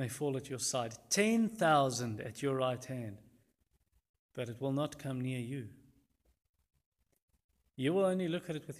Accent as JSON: {"language": "English", "area": "Louis Trichardt", "region": "Limpopo", "country": "South Africa", "tie": "born or raised there", "said": "I grew up in Lutjegord, a town in the Limpopo province, probably 115 km south of the Zimbabwe border"}